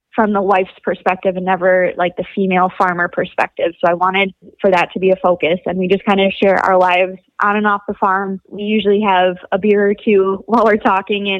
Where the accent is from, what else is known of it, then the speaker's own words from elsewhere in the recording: Wisconsin, United States; I grew up in Wisconsin